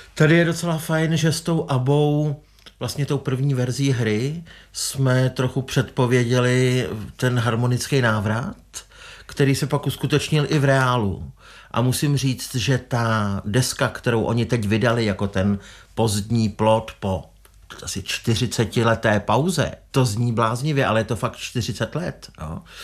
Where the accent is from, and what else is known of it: Czechia